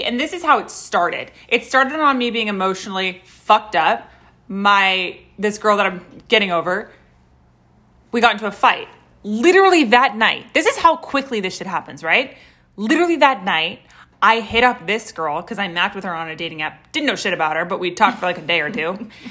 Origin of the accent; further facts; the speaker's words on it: Los Angeles, California, United States; I'm from Los Angeles. Okay? Born and fucking raised